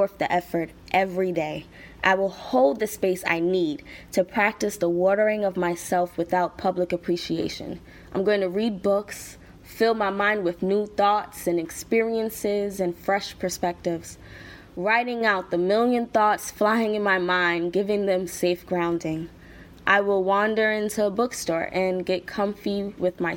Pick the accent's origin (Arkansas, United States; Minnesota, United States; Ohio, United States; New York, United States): New York, United States; New York City; I'm 21 years old and I'm from New York City.